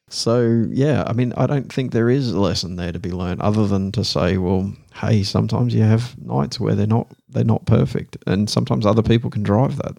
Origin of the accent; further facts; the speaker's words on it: Australia; accent: broadest Australian; now in Netherlands; my broadest Australian accent